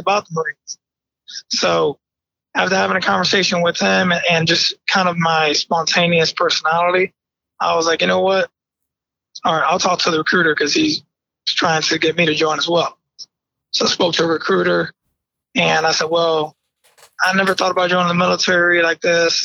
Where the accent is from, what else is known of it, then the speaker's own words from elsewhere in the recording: Bridgeport, Connecticut, United States; also born or lived in New York; I was born in New York, but raised in Bridgeport, Connecticut